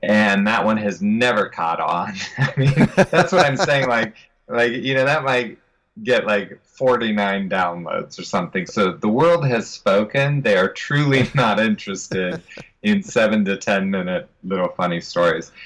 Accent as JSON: {"language": "English", "town": "Columbus", "region": "Ohio", "country": "United States", "said": "I'm from Columbus, Ohio, the home of Jack Hanna"}